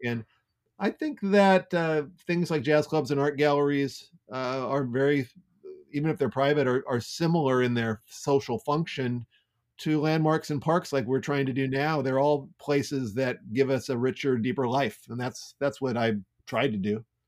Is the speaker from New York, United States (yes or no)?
no; Santa Clara, California, United States; also born or lived in San Jose / San Francisco; I was raised in Santa Clara